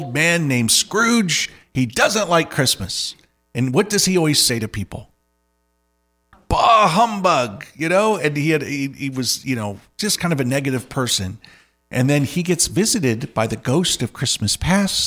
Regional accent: United States; I grew up here in the United States

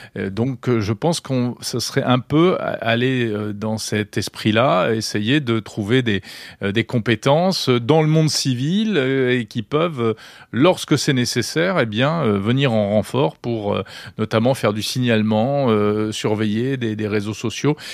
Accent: France; Chez nous, en France

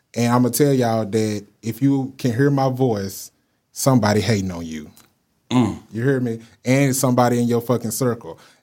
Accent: Dallas, Texas, United States; I'm from Dallas

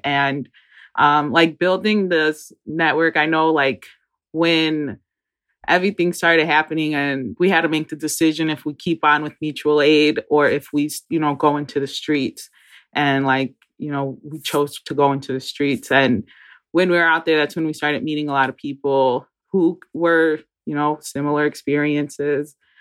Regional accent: Great Lakes, United States; we're from Great Lakes

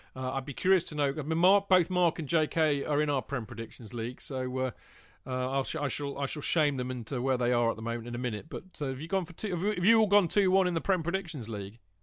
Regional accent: England, United Kingdom; being an Englishman

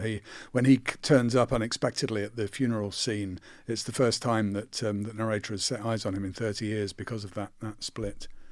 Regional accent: Croydon, London, United Kingdom; I'm from Croydon and my dad was a sheet metal worker in, in a factory

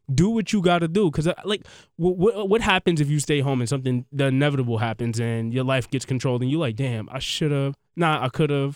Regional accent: New York City, New York, United States; also born or lived in Brooklyn; I'm from Queens, I I, I, I grew up partially in Brooklyn

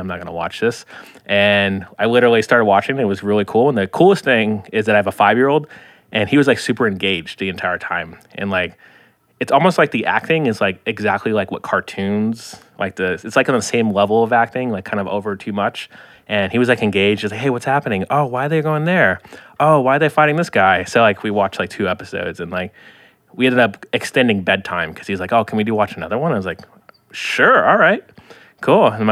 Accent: Florida, United States; I'm from Florida

